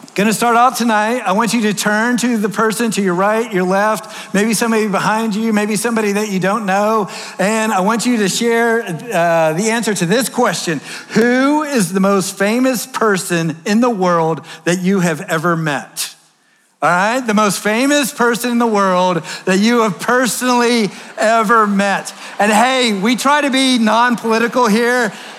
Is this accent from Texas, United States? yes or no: yes; Texas, United States; moved away; I'm from Texas.